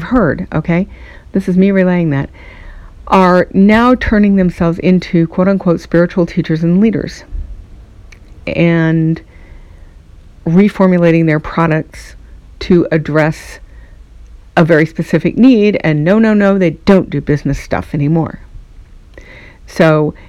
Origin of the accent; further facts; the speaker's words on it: United States; I'm speaking from America